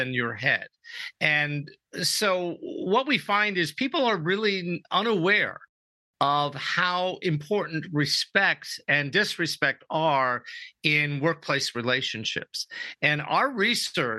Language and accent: English; New York, United States; also born or lived in Europe; now in San Diego, United States; I'm originally from New York